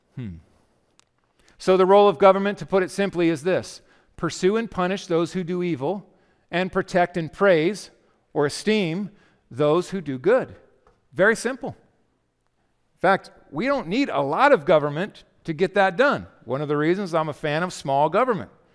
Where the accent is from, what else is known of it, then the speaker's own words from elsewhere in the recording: United States; We are Christian Americans